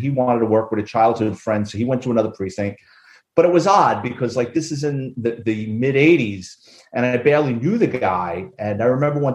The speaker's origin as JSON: {"language": "English", "town": "New York City", "region": "New York", "country": "United States", "tie": "born or raised there", "said": "I grew up in the Bronx"}